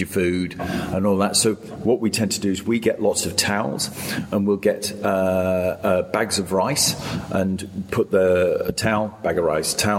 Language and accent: English; Lake District, North West England, United Kingdom; born or raised there; now in Sydney, Australia